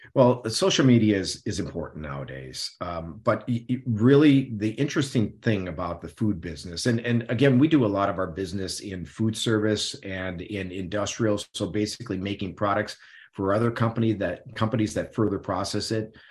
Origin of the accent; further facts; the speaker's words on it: Midwest, United States; I grew up in the Midwest, so I grew up in meat and potatoes